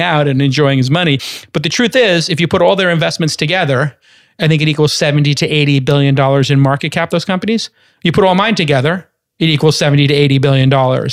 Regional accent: New York City, New York, United States; I'm a kid from Brooklyn

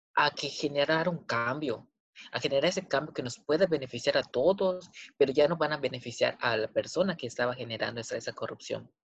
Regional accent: Mexico; somos mexicanos

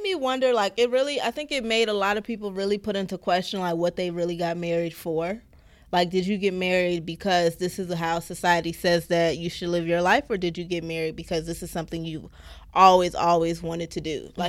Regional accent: Baltimore, Maryland, United States; Hey, shout. I'm from Baltimore. That's how they say it.

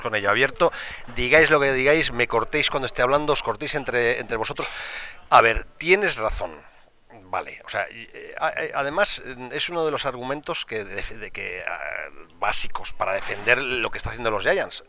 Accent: Valladolid, Castile and León, Spain; yo soy del Pucela porque nací en Valladolid

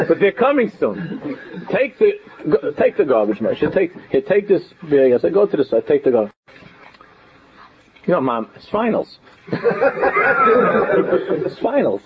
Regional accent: New York City, New York, United States; I grew up in Queens

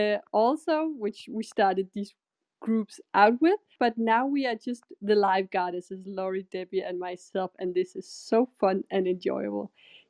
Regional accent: Denmark; I live in Denmark currently. I'm from Denmark.

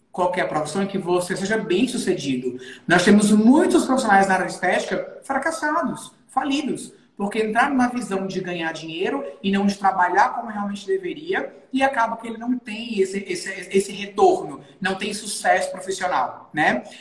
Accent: Natal, Rio Grande do Norte, Brazil; Eu sou aqui de Natal, Rio Grande do Norte. A minha clínica é aqui. Eu sou nascido e criado aqui em Natal.

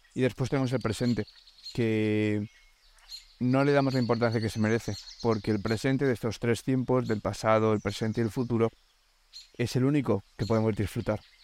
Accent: Alicante, Valencian Community, Spain; moved away as an adult; now in Denmark; Llevo tres años viviendo en Dinamarca y vengo de Alicante, de España

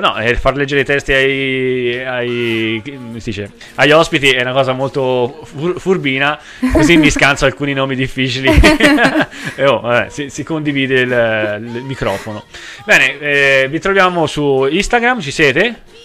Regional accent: Tuscany, Italy; sono toscano

